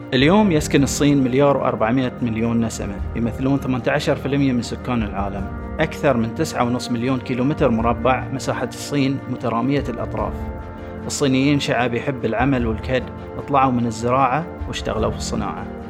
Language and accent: Arabic; Bahrain; عندنا في البحرين